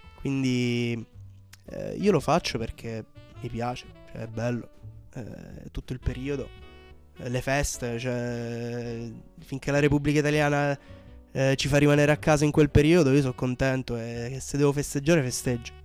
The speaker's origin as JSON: {"language": "Italian", "town": "Brindisi", "region": "Apulia", "country": "Italy", "said": "sono pugliese, di Brindisi"}